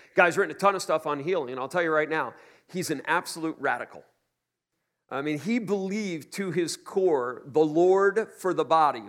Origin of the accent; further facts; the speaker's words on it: New York City, New York, United States; I'm a New Yorker.